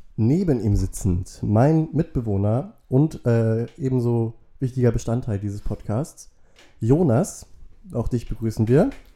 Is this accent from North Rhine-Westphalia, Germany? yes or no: no; Wentorf, Schleswig-Holstein, Germany; Wentorf, äh, dem Nachbardorf, wo ich aufgewachsen bin